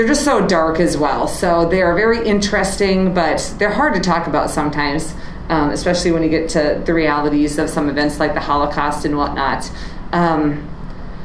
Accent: Wisconsin, United States; moved away as an adult; also born or lived in Nebraska / the mountains; now in Chatfield, Minnesota, United States; I grew up in Wisconsin, which was 9 hours away from where my grandparents lived

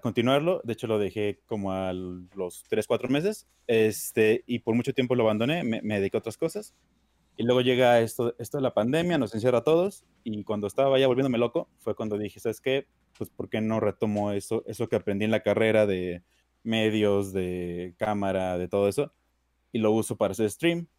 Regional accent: Durango, Mexico; yo soy obviamente mexicano, igual que todos ustedes, más que yo soy de Durango, del estado del norte

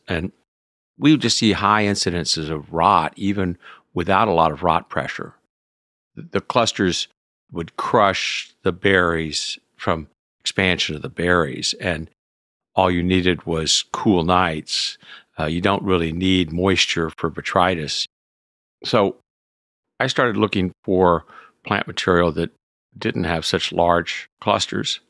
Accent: Texas, United States; now in California, United States; being a Texan

